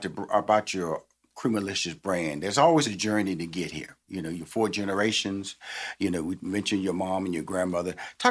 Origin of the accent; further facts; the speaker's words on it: Texas, United States; now in Atlanta, United States; I come from Texas, which is Bluebell ice cream country. So I kind of like grew up on Bluebell ice cream.